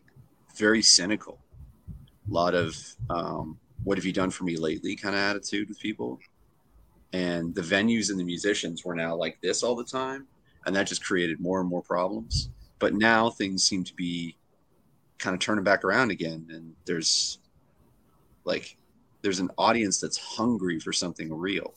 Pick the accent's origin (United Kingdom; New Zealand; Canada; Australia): Canada; being a Canadian